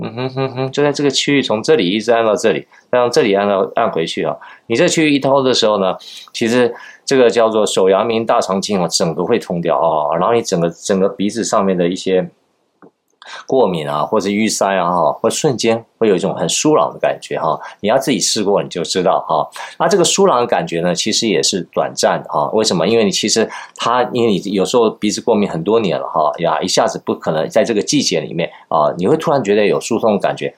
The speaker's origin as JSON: {"language": "Chinese", "country": "Taiwan", "said": "我们台湾人叫这个小 小鲜肉啊"}